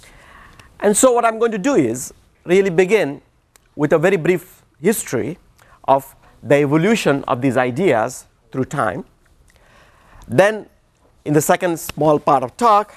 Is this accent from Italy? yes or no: no; India; moved away; I come from India, and we have a fatal flaw, which is to speak too fast.